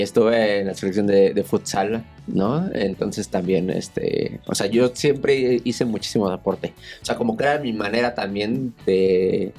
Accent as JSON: {"language": "Spanish", "town": "Naucalpan", "region": "State of Mexico", "country": "Mexico", "tie": "born or raised there", "said": "En satélite, en el Estado de México"}